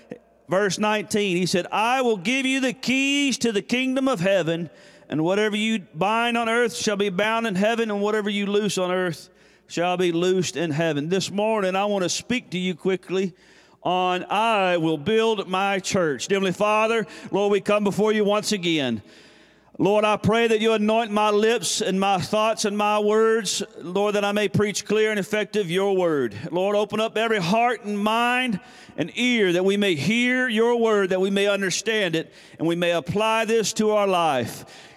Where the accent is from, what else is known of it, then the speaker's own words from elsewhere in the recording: Tennessee, United States; moved away; also born or lived in Tahlequah, Oklahoma / Texas; So I was born in Tahlequah, Oklahoma, so I'm a Okie. I grew up in Tennessee